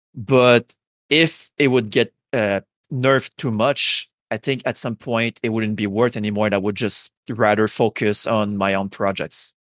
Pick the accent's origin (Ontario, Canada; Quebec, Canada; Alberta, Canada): Quebec, Canada; English is a second language; I am from uh, Canada, uh, and more specifically, I'm from Quebec. So we're like the French people uh, from Canada. So yeah, I have a heavy accent